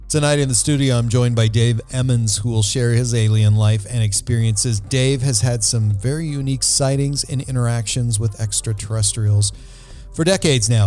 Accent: Montana, United States; I was born in 1965 in Montana

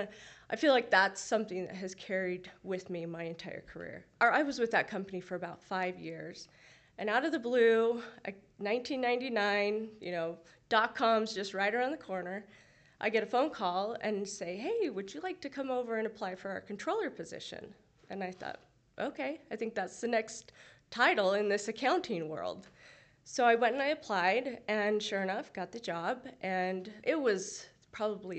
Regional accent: Utah, United States; also born or lived in California; I grew up in Utah County, except 2 years that I lived in California.

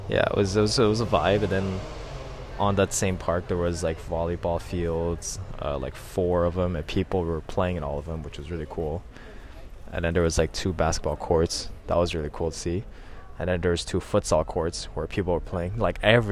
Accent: Montreal, Quebec, Canada; we're from Montreal.

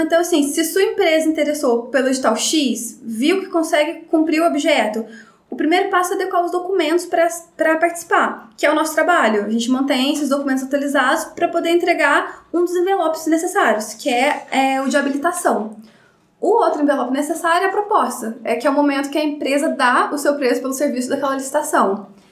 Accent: Baependi, Minas Gerais, Brazil; moved away as an adult; also born or lived in Varginha; eu sou de Bependi

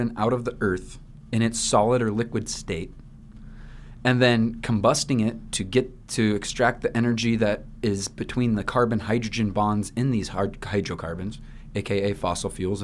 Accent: Iowa, United States; now in Hawaii, United States; I'm from Iowa

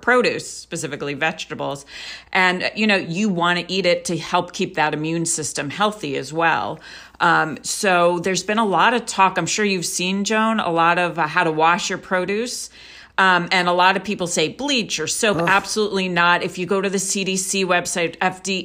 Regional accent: Israel; moved away; I'm also from Israel

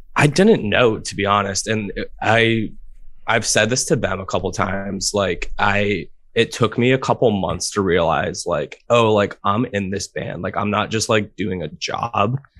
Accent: Providence, Rhode Island, United States; I'm from Providence, Rhode Island.

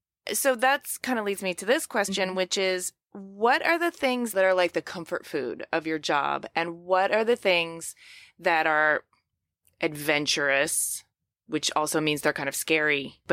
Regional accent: Ypsilanti, Michigan, United States; So I'm from Ypsilanti originally. That's okay. Where I was born and raised, about a half an hour southwest.

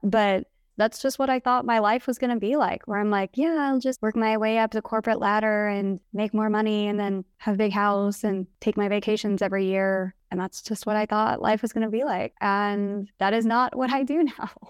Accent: Kansas City, United States; I grew up in the suburbs of Kansas City

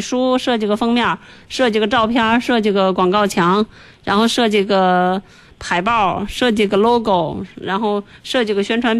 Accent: China; 因为我们中国人多嘛。

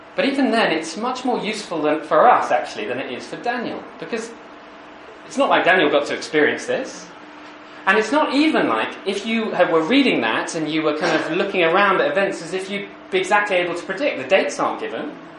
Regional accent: United Kingdom; accent: posh

